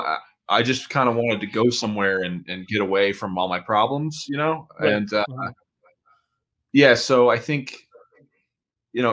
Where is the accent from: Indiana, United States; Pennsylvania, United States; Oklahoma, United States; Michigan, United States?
Oklahoma, United States; Tulsa; also born or lived in Los Angeles / New Jersey; now in Montana, United States; I'm from Tulsa, Oklahoma, originally.